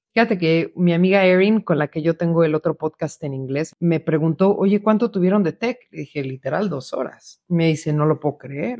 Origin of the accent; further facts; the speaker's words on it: Mexico; moved away; desde que me salí de México